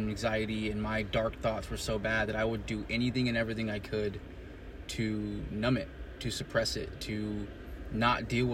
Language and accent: English; Bakersfield, California, United States; moved away as an adult; Bakersfield, California, my hometown